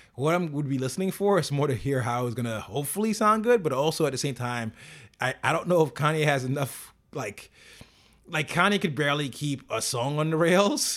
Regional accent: New York, United States; as a New Yorker

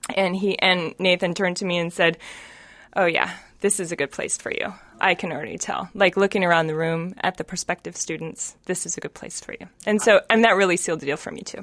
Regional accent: Reno, Nevada, United States; I am originally from Reno, but I always say I'm from Tahoe

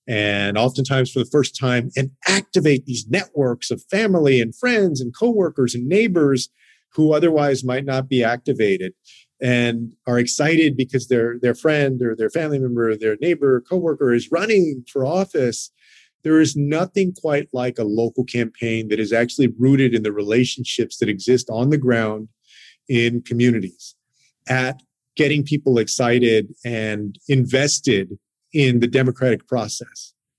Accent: Texas, United States; including in my home state of Texas.

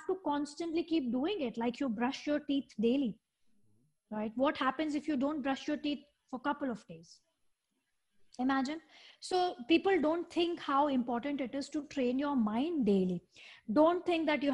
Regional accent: India; moved away as an adult; also born or lived in Dubai; now in Singapore; I'm born and raised in India

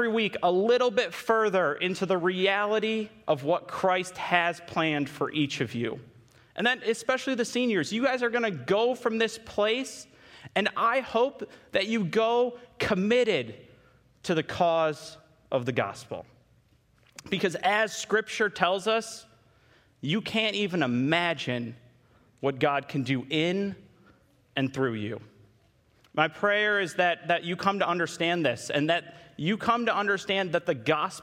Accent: Holland, Michigan, United States; I grew up in Holland my entire life. I went all the way to Hope College for school.

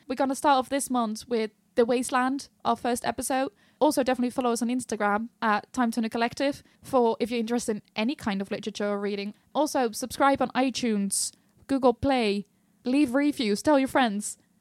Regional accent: Netherlands; I'm from the Netherlands

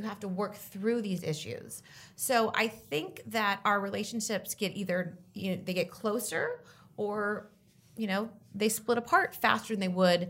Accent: Orange County, California, United States; I grew up in Orange County

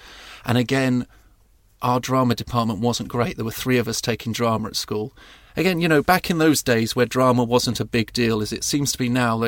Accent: South East England, United Kingdom; born or raised there

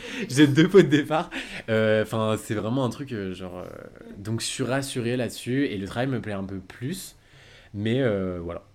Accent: Lyon, Auvergne-Rhône-Alpes, France; moved away as an adult; also born or lived in United States; now in Paris, France; j'habite maintenant à Paris mais je suis originaire de Lyon.

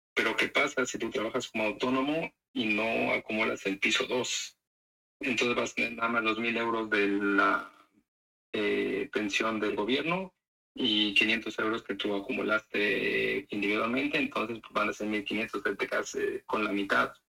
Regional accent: Mexico; now in Netherlands; nosotros somos mexicanos

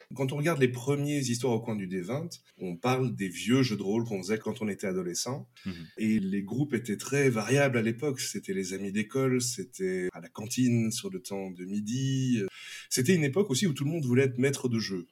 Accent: Belgium; je suis belge

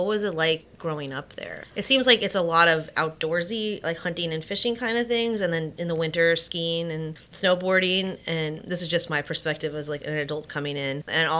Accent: Los Angeles, California, United States; I'm from Los Angeles.

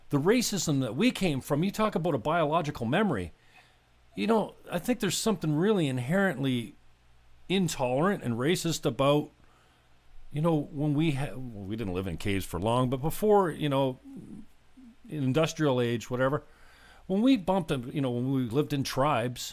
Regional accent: St. Catharines, Ontario, Canada; I'm in a place called St. Catharines, Ontario, Port Dalhousie specifically

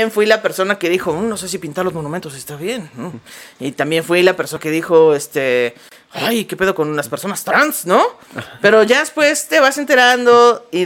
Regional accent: Mexico; que nos unía como mexicanos.

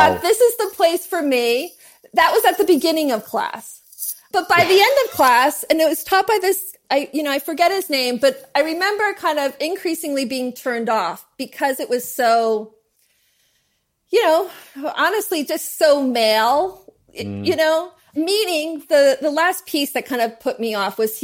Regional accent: New Jersey, United States; I'm from New Jersey

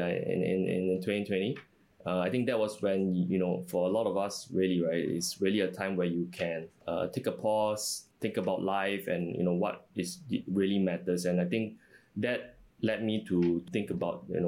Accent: Singapore; also born or lived in New York, United States / Chicago, United States; I was born and raised in Singapore

